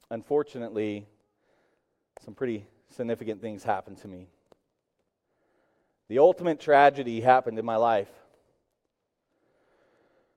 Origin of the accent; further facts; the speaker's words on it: Tulsa, Oklahoma, United States; I grew up in Tulsa, Oklahoma